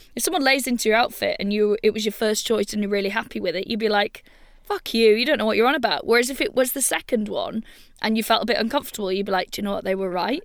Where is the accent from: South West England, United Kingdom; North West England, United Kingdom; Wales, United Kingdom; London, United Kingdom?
Wales, United Kingdom; I'm from Wales